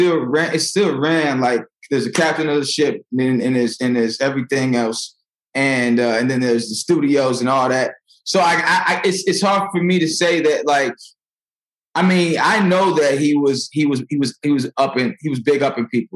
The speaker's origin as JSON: {"language": "English", "town": "Naperville", "region": "Illinois", "country": "United States", "tie": "born or raised there", "also_born_or_lived": "Aurora, Illinois / St. Charles, Missouri", "said": "In Neuqua, in Naperville"}